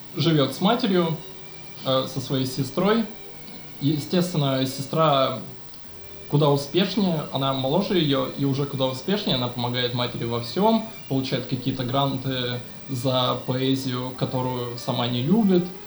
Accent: Omsk, Omsk Oblast, Russia; я я из Омска

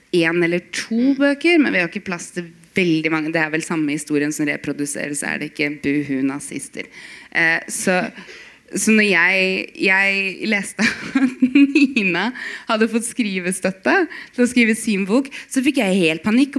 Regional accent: Bodø, Nordland, Norway; Jeg er født i Bodø

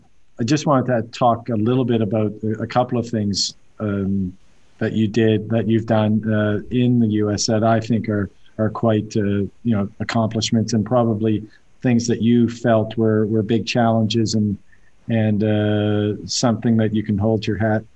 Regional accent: Canada; I'm Canadian

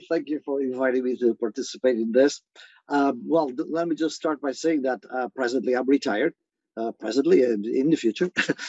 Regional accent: Ponta Delgada, Azores, Portugal; now in California, United States; I'm originally from the Azores, from San Miguel, from Ponta Delgada, immigrated here a long time ago. I've been in California for over 52 years.

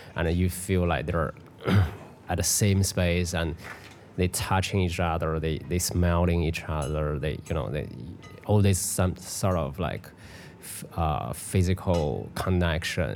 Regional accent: Beijing, China; moved away; also born or lived in Europe; in Beijing. It's you know in my hometown

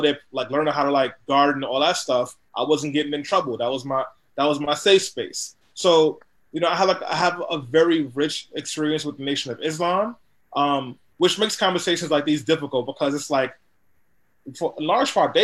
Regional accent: New York City, New York, United States; also born or lived in Harlem; growing up in East New York, Brooklyn, and now living in Harlem

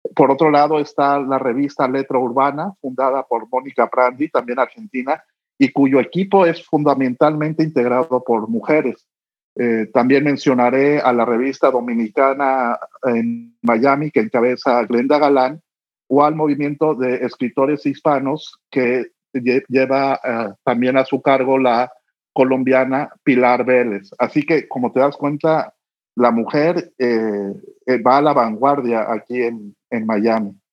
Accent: La Paz, Baja California Sur, Mexico; moved away as an adult; also born or lived in Mexico City; now in Florida, United States; yo nací en La Paz, en Baja California Sur, y cuando yo crecí por allá

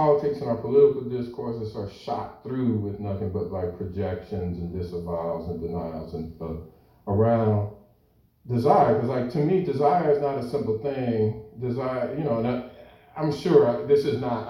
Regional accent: United States; growing up in the United States as a racialized post-colonial subject

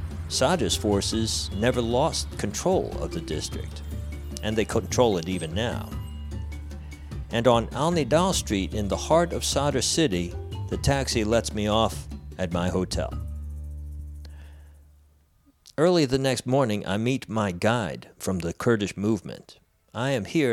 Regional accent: United States; Coming into Baghdad as an American

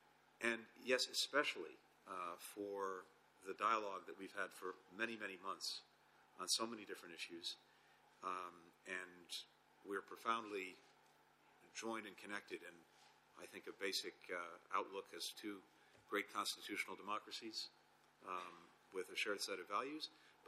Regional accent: United States; as an American

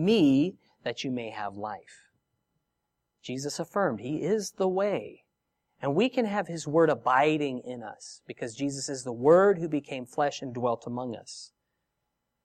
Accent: San Diego, California, United States; now in Australia; I'm from San Diego, and here I am in Australia

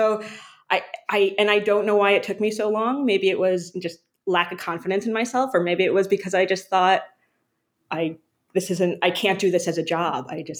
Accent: East Coast, United States; I grew up on the East Coast. We kind of moved around a lot

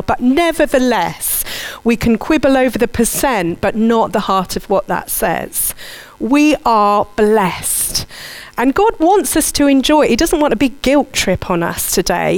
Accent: Surbiton, London, United Kingdom; I grew up in Surbiton

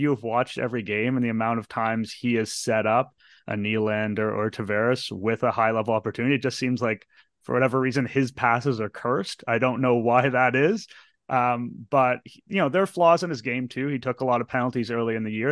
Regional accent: Toronto, Ontario, Canada; Born and raised in Toronto

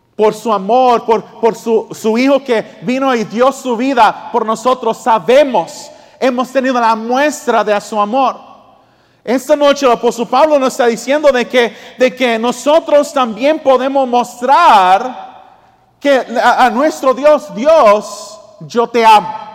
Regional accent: Australia; moved away; yo me crié en Australia

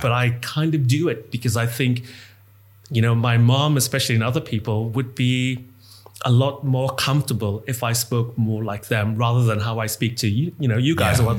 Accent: Bahamas; now in United Kingdom; I identify as a gay Black man. Mm-hmm. The end. But I'm originally from the Bahamas, which is, if I want to get really technical, it's not Caribbean, but it's West Indian.

